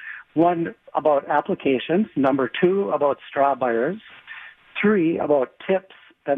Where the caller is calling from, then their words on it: Shorewood, Minnesota, United States; I'm calling from Shorewood.